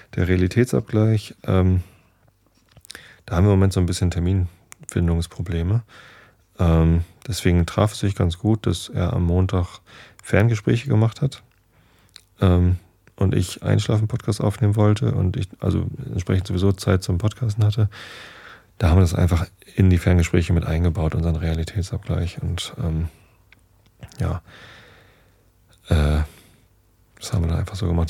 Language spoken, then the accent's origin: German; Northern Germany, Germany; Wir Norddeutschen sind ja ähm, anders zum Beispiel als Rheinländer.